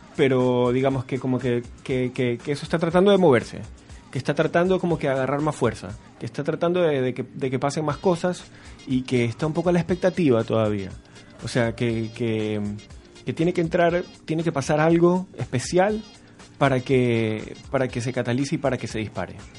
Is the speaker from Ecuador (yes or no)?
yes; Guayaquil, Guayas, Ecuador; moved away as an adult; now in Chile; yo soy de Guayaquil, Ecuador, la ciudad más grande de Ecuador